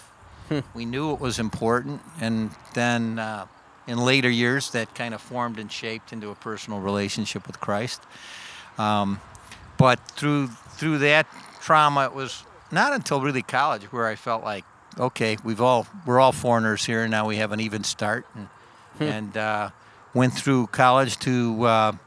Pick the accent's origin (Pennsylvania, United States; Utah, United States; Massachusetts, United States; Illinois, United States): Illinois, United States; Stickney; the first 12 years of my life, I lived in a suburb of Berwyn